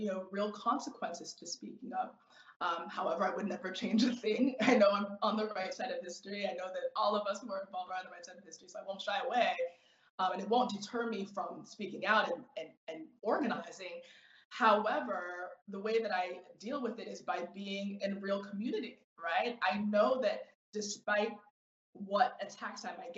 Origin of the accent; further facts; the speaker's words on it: United States; as a Nigerian American